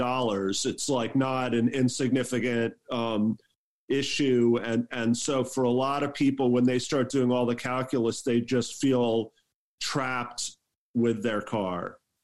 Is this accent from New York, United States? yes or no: yes; New York, United States; now in Los Angeles, United States; I grew up in New York, and so in New York, it's like everybody lives in these suburbs and exurbs, but everyone's sort of pointed in towards the city.